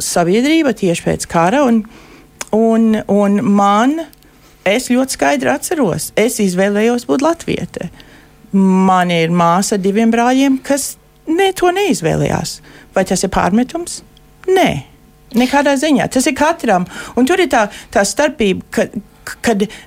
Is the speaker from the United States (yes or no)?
yes; Lincoln, Nebraska, United States; Es uzaugu Linkolnā, Nebraskā.